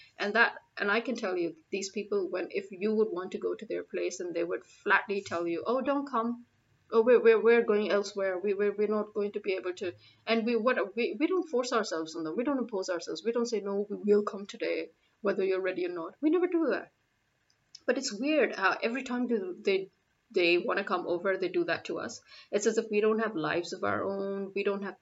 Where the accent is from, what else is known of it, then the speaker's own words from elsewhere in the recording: Pakistan; I'm a Pakistani